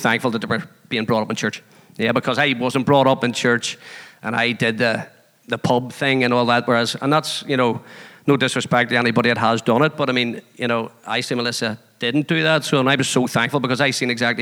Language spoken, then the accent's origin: English; Belfast, Northern Ireland, United Kingdom; born or raised there; also born or lived in Shankill, Belfast